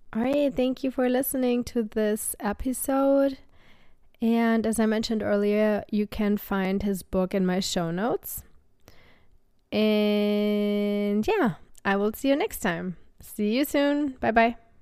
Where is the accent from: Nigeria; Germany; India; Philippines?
Germany; now in Austin, United States; this is where I grew up, this is where my family is